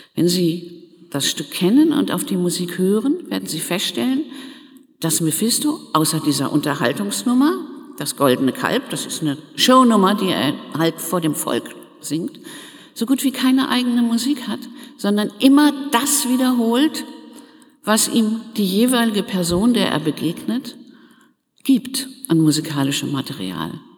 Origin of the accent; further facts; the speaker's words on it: Germany; Wir als Deutsche